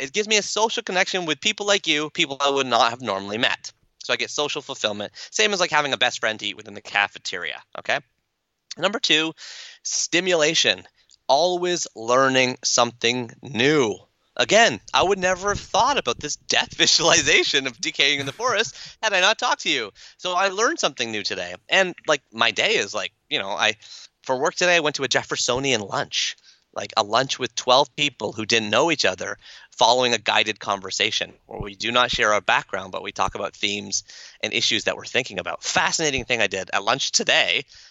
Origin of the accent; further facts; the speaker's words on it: Canada; accent: Canadian; That's my Canadian accent.